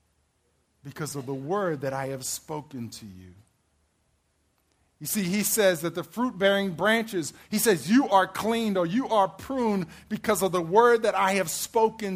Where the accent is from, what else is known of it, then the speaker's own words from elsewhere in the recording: Maryland, United States; I'm from Maryland